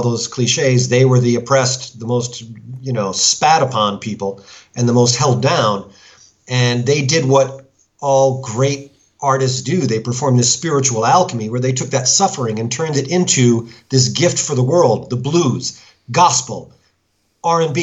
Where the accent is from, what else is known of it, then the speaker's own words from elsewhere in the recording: United States; now in France; as an American